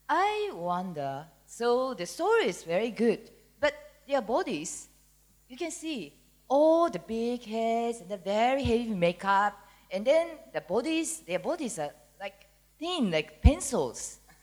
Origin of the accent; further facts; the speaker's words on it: Singapore; we are from Singapore, and my daughter is 10 years old.